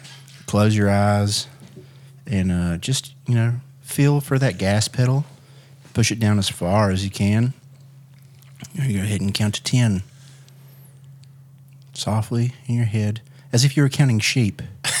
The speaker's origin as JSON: {"language": "English", "region": "West Virginia", "country": "United States", "said": "West Virginia."}